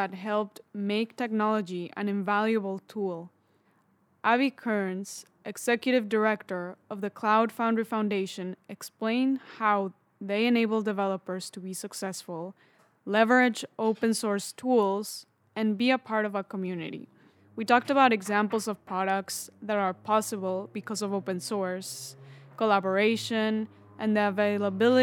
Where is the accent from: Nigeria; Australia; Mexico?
Mexico; moved away; I'm originally from Mexico